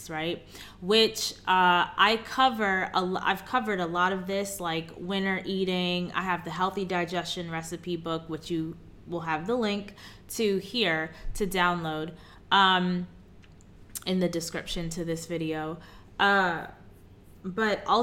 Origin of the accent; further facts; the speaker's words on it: New York City, New York, United States; moved away; also born or lived in Chicago; I'm born and raised in Queens, New York